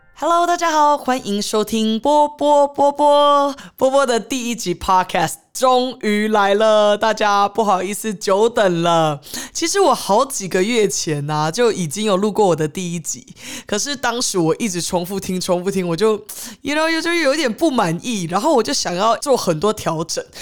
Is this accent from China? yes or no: no; Taiwan; also born or lived in Los Angeles, United States; 我从小其实是在台湾长大的。那我呃，国中、高中的时候，就只是寒暑假会去呃美国游学，看奶奶